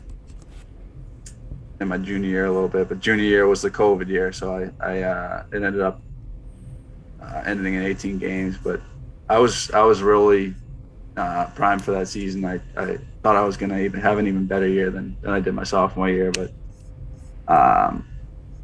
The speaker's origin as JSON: {"language": "English", "region": "Northeast", "country": "United States", "said": "We're from the Northeast"}